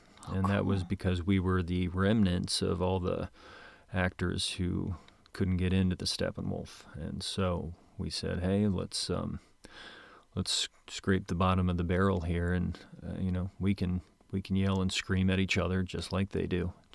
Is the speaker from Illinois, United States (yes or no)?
yes; Moline, Illinois, United States; Well, grew up in Moline, Illinois.